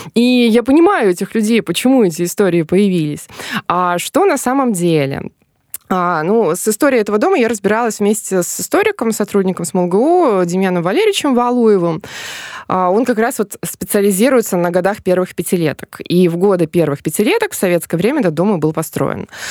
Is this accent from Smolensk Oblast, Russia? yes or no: yes; Smolensk Oblast, Russia; now in Smolensk, Russia; я изначально не из Смоленска, я из э, Смоленской области